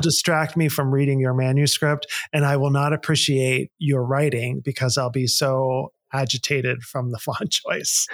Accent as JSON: {"language": "English", "town": "Pittsburgh", "region": "Pennsylvania", "country": "United States", "tie": "born or raised there", "moved": "yes", "said": "I grew up in Pittsburgh, Pennsylvania, and we talk the way we talk"}